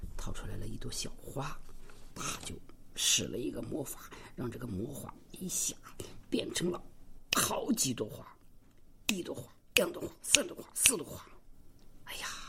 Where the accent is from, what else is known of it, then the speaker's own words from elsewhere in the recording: Xinjiang, China; 我们新疆人说的